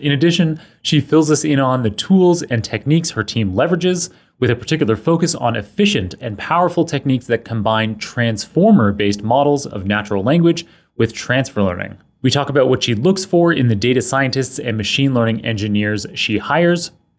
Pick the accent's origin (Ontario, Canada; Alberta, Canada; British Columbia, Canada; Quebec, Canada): Ontario, Canada; Toronto; So I was born and raised in Toronto